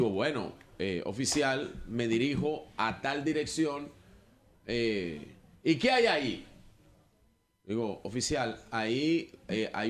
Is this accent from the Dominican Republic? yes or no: yes; Dominican Republic; Señor, le pido disculpas oficial, no soy de este país ¿De dónde eres? Soy de República Dominicana